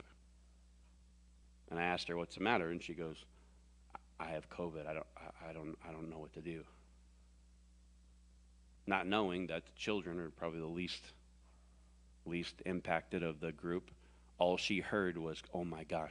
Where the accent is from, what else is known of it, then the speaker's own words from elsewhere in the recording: the South, United States; I was born and raised in the South